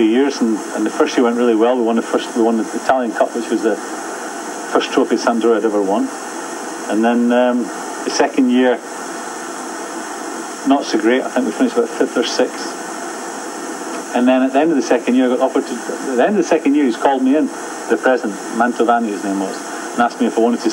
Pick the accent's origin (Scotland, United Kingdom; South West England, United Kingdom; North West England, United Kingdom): Scotland, United Kingdom; Edinburgh; I'm from Edinburgh, so I used to do the hour's journey every day